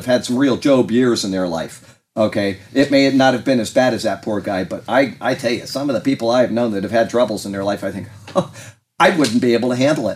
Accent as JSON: {"language": "English", "town": "Sarasota", "region": "Florida", "country": "United States", "tie": "born or raised there", "said": "I was born in Sarasota, Florida"}